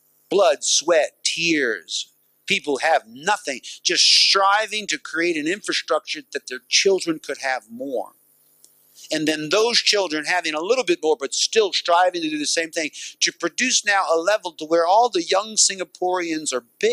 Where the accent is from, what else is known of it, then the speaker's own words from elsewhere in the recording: United States; as an American